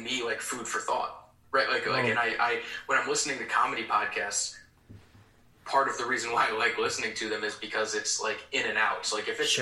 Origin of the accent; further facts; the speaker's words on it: Durham, North Carolina, United States; moved away as an adult; also born or lived in Wisconsin; I was born at Duke Hospital and I grew up in Durham, North Carolina